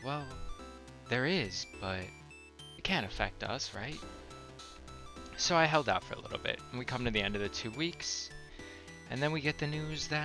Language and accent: English; New Jersey, United States; moved away as an adult; now in Connecticut, United States; I'm not a Connecticut State resident. I grew up in North Jersey, so it's Taylor Ham